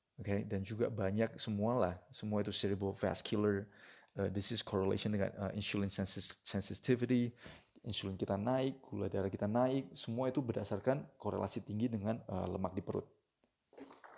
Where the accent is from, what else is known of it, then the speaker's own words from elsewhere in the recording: Indonesia; kita orang Indonesia